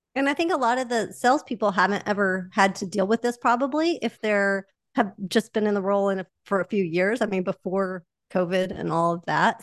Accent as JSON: {"language": "English", "region": "Oklahoma", "country": "United States", "accent": "Oklahoma", "said": "my Oklahoma accent"}